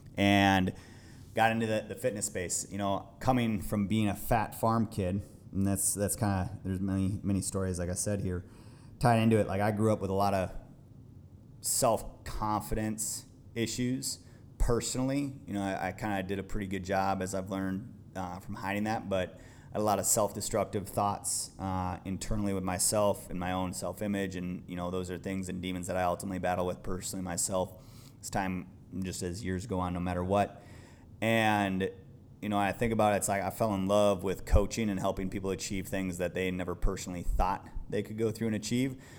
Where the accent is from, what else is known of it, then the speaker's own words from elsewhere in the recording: Midwest, United States; also born or lived in Idaho; growing up in the Midwest